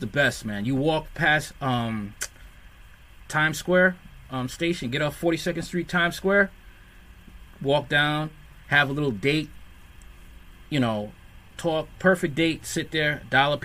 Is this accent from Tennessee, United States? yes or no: no; New York City, New York, United States; I'm a New Yorker.